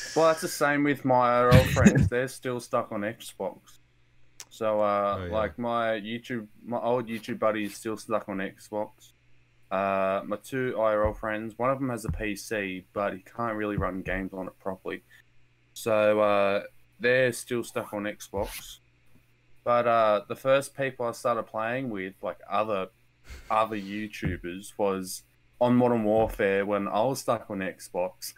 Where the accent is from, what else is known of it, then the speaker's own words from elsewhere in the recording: Australia; I'm an Australian, friendly Australian